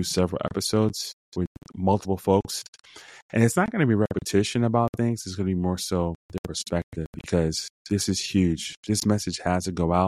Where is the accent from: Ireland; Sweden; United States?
United States; New York; accent: New York; my accent, I guess, because it's from New York